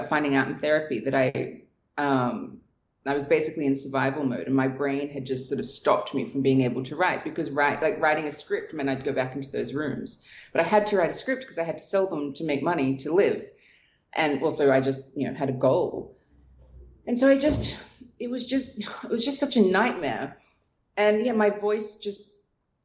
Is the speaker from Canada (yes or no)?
no; Australia; moved away as an adult; I was from Australia.